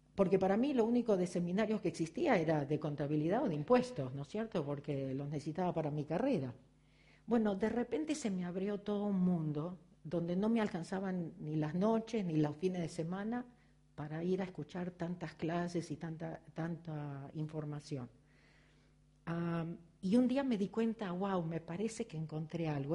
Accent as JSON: {"language": "Spanish", "country": "Argentina", "accent": "Argentine", "moved": "as an adult", "lives_now": "Los Angeles, United States", "said": "se dieron cuenta por mi acento que soy argentina."}